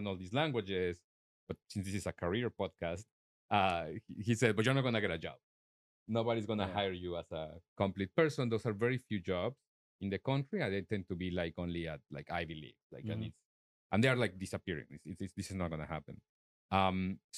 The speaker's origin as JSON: {"language": "English", "region": "Mexico City", "country": "Mexico", "second_language": "English", "moved": "as an adult", "lives_now": "United States", "said": "I'm from Mexico City"}